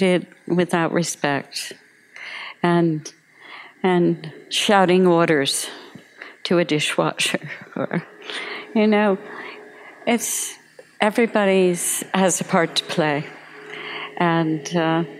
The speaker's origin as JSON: {"language": "English", "region": "New Jersey", "country": "United States", "tie": "born or raised there", "moved": "yes", "said": "I grew up in New Jersey in a very sort of lower class family"}